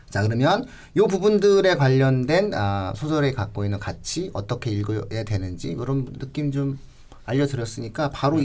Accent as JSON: {"language": "Korean", "town": "Pyeongtaek", "region": "Gyeonggi Province", "country": "South Korea", "tie": "born or raised there", "said": "제가 경기도 평택 출신이다 보니까"}